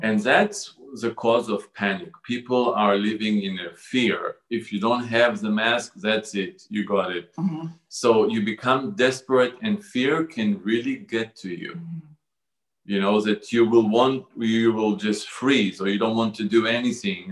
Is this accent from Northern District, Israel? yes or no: no; Jerusalem, Jerusalem District, Israel; I was born in Jerusalem um, to a conservative Jewish family.